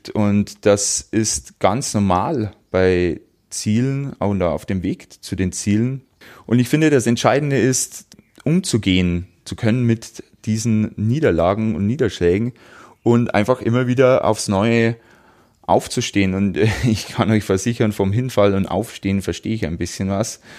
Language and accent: German; Wolnzach, Bavaria, Germany; bei mir in meinem Heimatort in Wolnzach ist im Juli wieder ein Lauf, ein 10 Kilometer Lauf